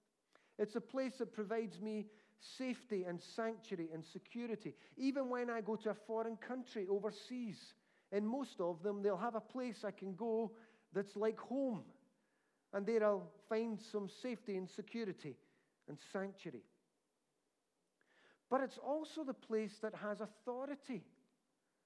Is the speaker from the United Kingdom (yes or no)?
yes; United Kingdom; My passport says I'm British